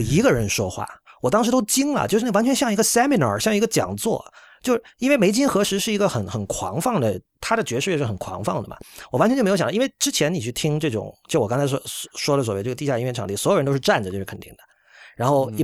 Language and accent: Chinese; China; also born or lived in United States; now in Japan; 我作为一个中国人